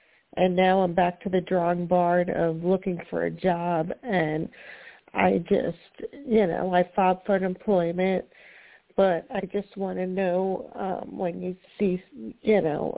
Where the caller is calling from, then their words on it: Florida, United States; I'm calling from Florida.